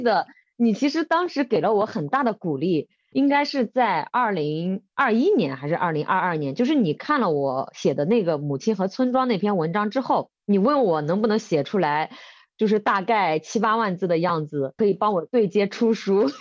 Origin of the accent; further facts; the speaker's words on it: Bozhou, Anhui, China; moved away as an adult; 我们安徽亳州是这个中药材之乡，就是很多的中药材